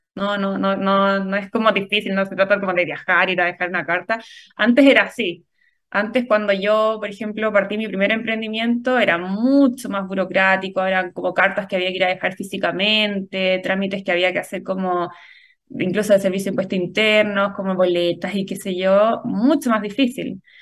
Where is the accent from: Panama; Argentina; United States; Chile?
Chile; somos afortunados los chilenos